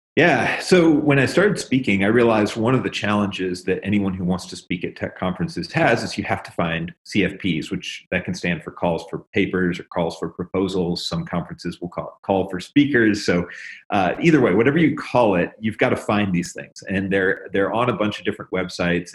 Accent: Memphis, Tennessee, United States; I'm from Tennessee, and uh, the blues is very big. I actually grew up in Memphis

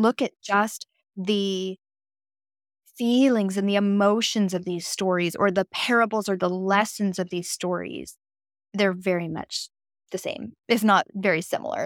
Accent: West Coast of America, United States; moved away as an adult; now in East Coast, United States; I have spent the last eight years of my life on the East Coast of America, but I'm from the West Coast

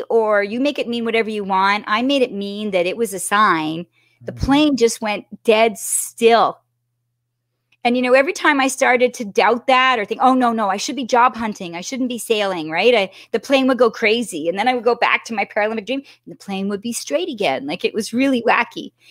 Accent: Toronto, Ontario, Canada; So I run over and I'm …, … … from Toronto.

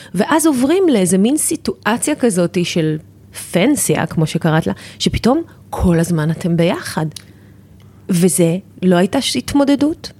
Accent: Tel Aviv, Tel Aviv District, Israel; moved away as an adult; now in Ramat HaSharon, Israel; אני הייתי ילדה תל אביבית, גדלתי בתל אביב

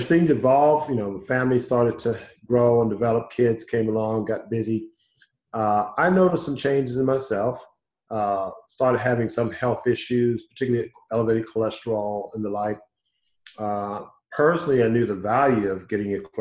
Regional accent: Houston, Texas, United States; born and raised in Houston, so I'm homegrown

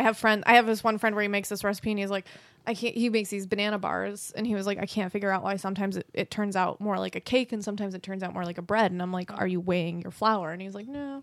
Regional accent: Rochester, New York, United States; accent: Rochester; I'm in Rochester. I have the Rochester accent.

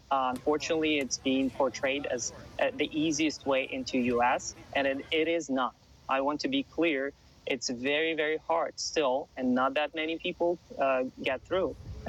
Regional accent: Ukraine; now in Los Angeles, United States; I live in Los Angeles. I am from Ukraine. I have family in Ukraine.

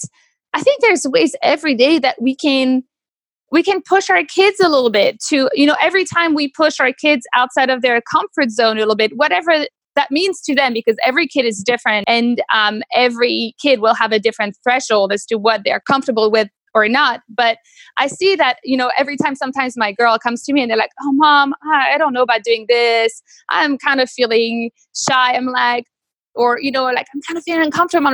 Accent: Normandy, France; moved away as an adult; now in United States; I grew up in Normandy, really close to this place called Mont-Saint-Michel.

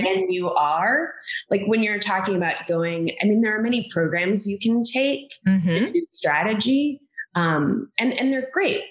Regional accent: Kentucky, United States; moved away as an adult; also born or lived in Washington, District of Columbia, United States / Los Angeles / New York / Chicago; I grew up in Kentucky.

